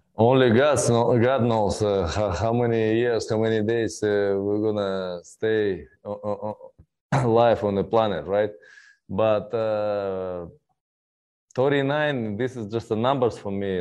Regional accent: Russia; English is a second language; my hometown

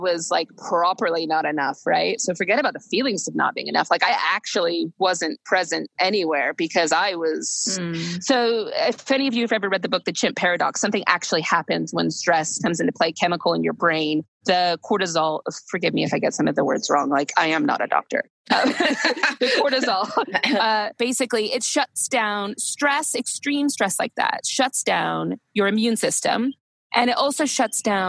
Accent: United States; moved away as an adult; being American, I had both of my children here because I've lived here for nearly 15 years now.

